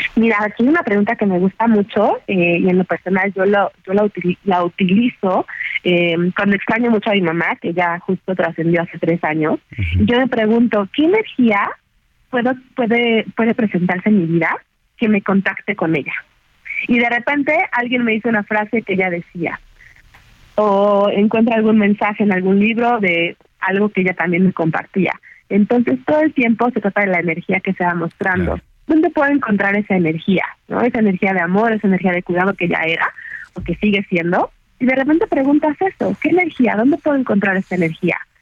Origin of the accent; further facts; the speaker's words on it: Mexico; nosotros como mexicanos